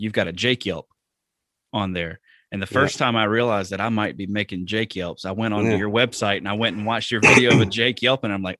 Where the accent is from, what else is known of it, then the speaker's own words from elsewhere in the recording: the South, United States; So, like I said, I grew up in the South.